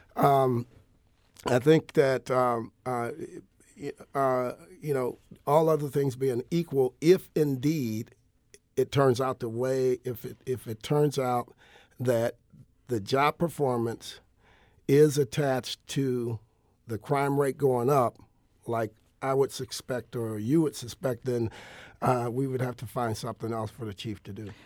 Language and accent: English; Joliet, Illinois, United States; moved away as an adult; now in St. Louis, United States; I'm originally from Joliet, Illinois